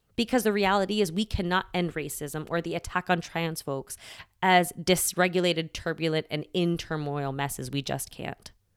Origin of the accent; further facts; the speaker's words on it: United States; I grew up here in the States, child of immigrants